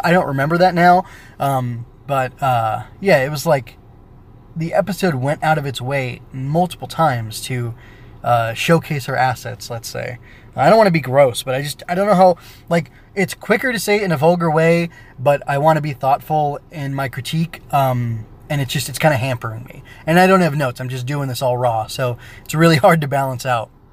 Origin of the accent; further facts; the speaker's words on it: California, United States; I was a, you know, heteronormative uh, teenage boy in the United States growing up in California